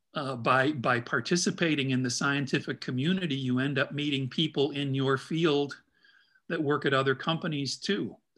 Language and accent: English; Midwest, United States; also born or lived in Chicago; now in Indianapolis, United States; being a Midwesterner